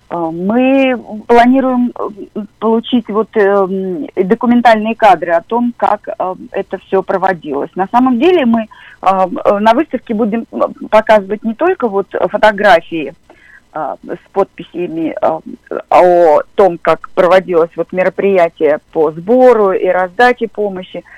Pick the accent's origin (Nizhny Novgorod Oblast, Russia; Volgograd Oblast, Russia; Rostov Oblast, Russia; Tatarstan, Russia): Volgograd Oblast, Russia; Volgograd; я сама из Волгограда